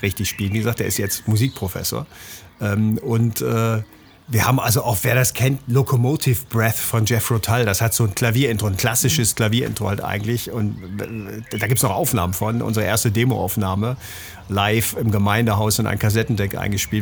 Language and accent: German; Bremen, Germany; moved away; also born or lived in Central Germany; Budenbremer, wie man das nennt. Das heißt, ich bin gebürtiger